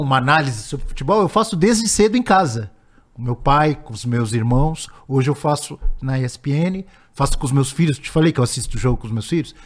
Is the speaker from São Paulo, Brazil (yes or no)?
yes; Santos, São Paulo, Brazil; eu nasci em Santos